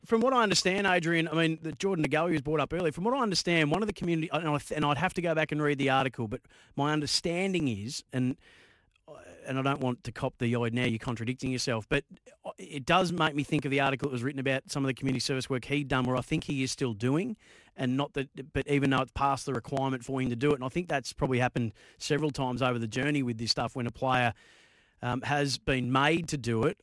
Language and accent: English; Bendigo, Victoria, Australia; when I was a kid from Bendigo